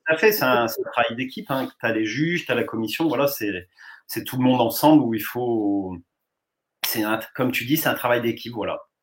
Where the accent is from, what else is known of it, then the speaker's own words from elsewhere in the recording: Pas-de-Calais, Hauts-de-France, France; j'étais revenu dans le Pas-de-Calais